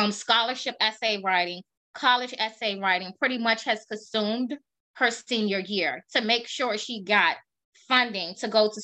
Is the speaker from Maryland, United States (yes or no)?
yes; Maryland, United States; DC is our main hub because we are from Maryland